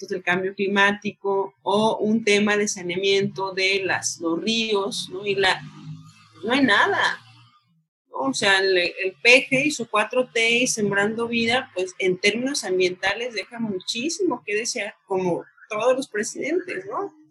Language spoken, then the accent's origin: Spanish; Mexico